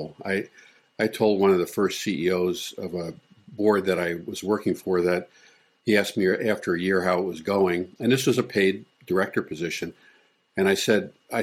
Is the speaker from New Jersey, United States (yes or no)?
no; Long Island, New York, United States; moved away as an adult; also born or lived in Texas / Virginia / Michigan / Minnesota; now in Florida, United States; I was born in Texas, where my dad was stationed in the Air Force, and we moved back to New York, to Long Island, where both my parents had grown up, and I spent like the next 16 years there until I left at 18